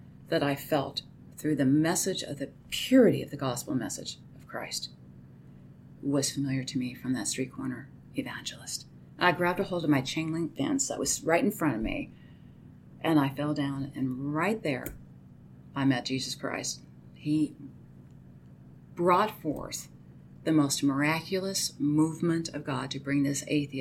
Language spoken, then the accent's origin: English; Arizona, United States; moved away; I'm from Arizona.